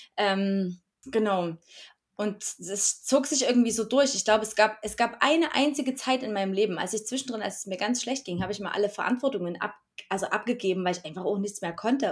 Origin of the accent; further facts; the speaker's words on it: Erzgebirge, Saxony, Germany; now in Chemnitz, Germany; Ursprünglich aufgewachsen im Erzgebirge in Dorf Chemnitz und lebe jetzt seit 2004 in Chemnitz.